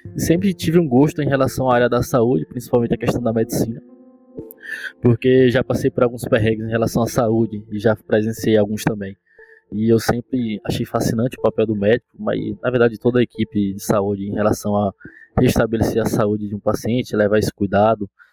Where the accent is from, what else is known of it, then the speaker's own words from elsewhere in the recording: Tapiramutá, Bahia, Brazil; moved away as an adult; also born or lived in Miguel Comum; now in Paulo Afonso, Brazil; sou nascido em Miguel Comum, mas desde criança que eu é, fui criado em Tapiramutá. E aí estudei lá até o final do meu ensino médio